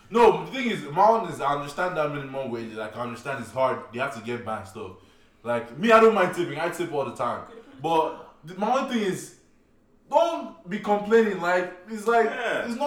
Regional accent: Nigeria; English is a second language; moved away as an adult; now in United States; I feel like it, it's annoying because maybe because I'm coming straight from Nigeria, where you don't really have to tip.

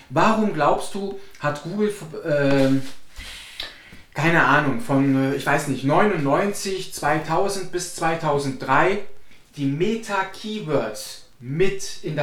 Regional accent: Cologne, North Rhine-Westphalia, Germany; weil wir kommen aus Köln, wir leben in Köln, wir arbeiten in Köln.

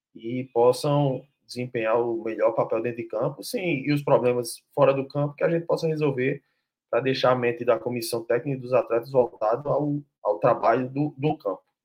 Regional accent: Northeast Region, Brazil; now in Recife, Brazil; Eu que não sou aqui de, de Recife, de Pernambuco, né? mas sou da região Nordeste

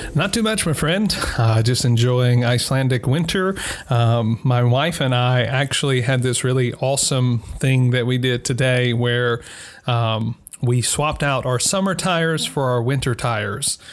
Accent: Mississippi, United States; moved away; Growing up in Mississippi

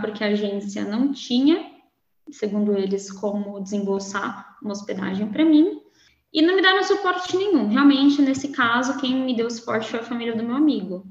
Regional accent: São Paulo, Brazil; moved away as an adult; also born or lived in Netherlands / Austria / London; now in Braga, Portugal; Eu sou de São Paulo, capital.

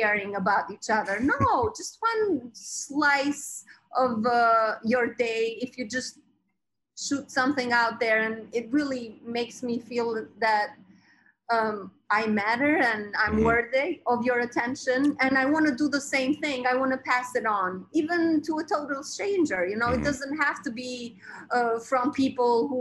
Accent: Albania; now in Brooklyn, United States; I was born in Albania, and I was 10 years old, or about that age

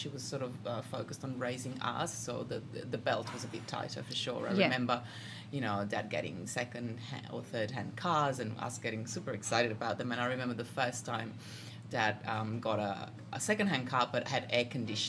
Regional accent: Milan, Lombardy, Italy; moved away; I grew up in Milan, the last of three siblings

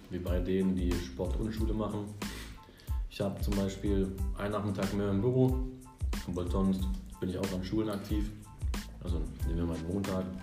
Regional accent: Sersheim, Baden-Württemberg, Germany; jetzt bin ich in Bissingen, also bei mir in der Heimat wieder. Weil ich komme aus Sersheim.

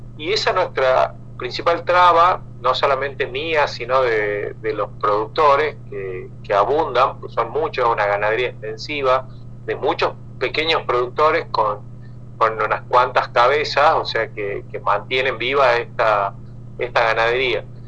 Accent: San Miguel de Tucumán, Tucumán, Argentina; also born or lived in Jujuy; yo nací acá en Tucumán

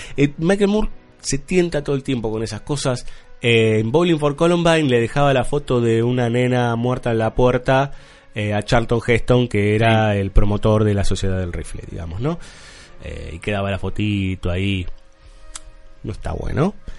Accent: Argentina; somos argentinos

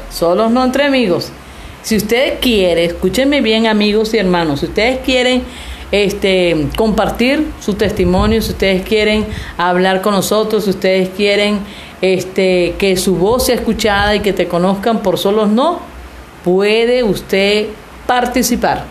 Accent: Venezuela; now in Mexico; somos venezolanas, estamos aquí en México

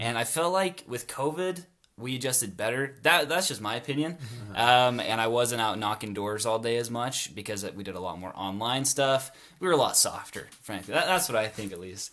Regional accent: North Logan, Utah, United States; I grew up in North Logan as well went to a North Park Elementary School

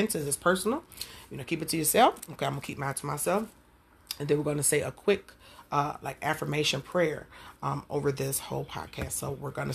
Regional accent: Detroit, Michigan, United States; growing up in Jewish Missionary Baptist Church in Detroit, Michigan

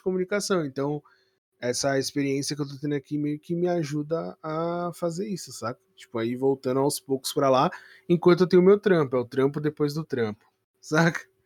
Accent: São Paulo, Brazil; eu sou de São Paulo

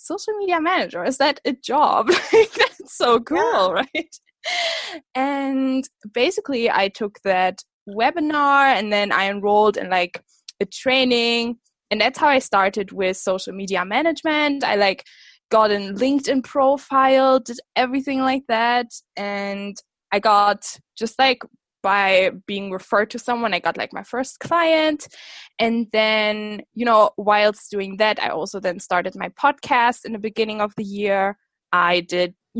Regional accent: Germany; also born or lived in Scotland; I am from Germany. I grew up here. Small town girl, literally the village I come from is like 1,000 people

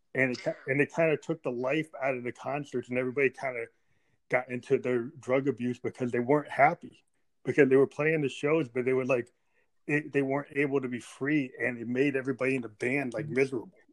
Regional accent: New Hampshire, United States; I'm from New Hampshire

